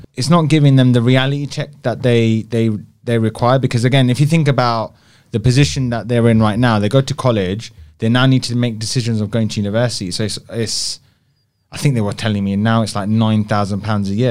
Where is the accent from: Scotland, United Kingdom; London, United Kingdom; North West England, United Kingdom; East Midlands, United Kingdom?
London, United Kingdom; an Indian, Indian boy, growing up in South Hall